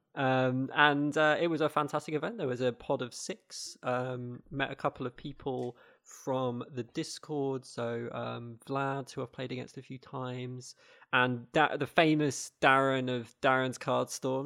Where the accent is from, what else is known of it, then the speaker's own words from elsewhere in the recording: United Kingdom; as British people in the U K